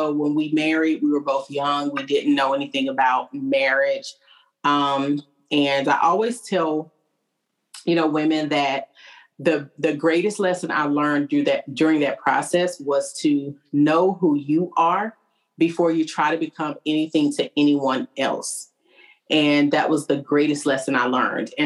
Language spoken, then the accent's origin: English; Arkansas, United States; now in Clarksville, United States; I'm actually from Arkansas.